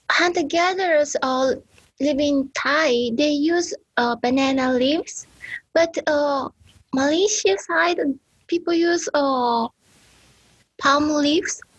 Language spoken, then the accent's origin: English; Iriomote Island, Okinawa, Japan; English is a second language; moved away; in Okinawa, in Iriomote Island.